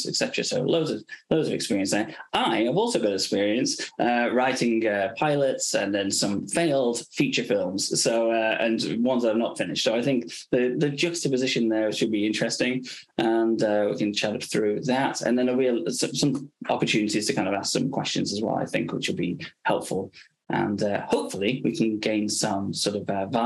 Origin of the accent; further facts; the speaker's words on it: England, United Kingdom; also born or lived in Los Angeles, United States; I was sort of obviously being English, you know, you sort of grow up with the NHS